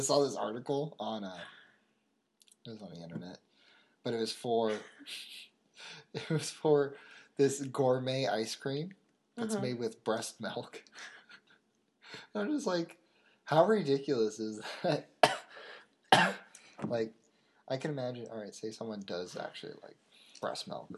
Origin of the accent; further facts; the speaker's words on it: Southern California, United States; we're mostly from Southern California